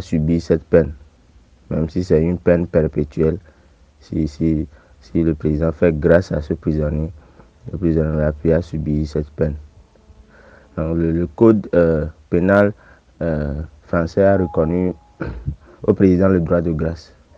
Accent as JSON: {"language": "French", "country": "Togo", "said": "je suis togolais"}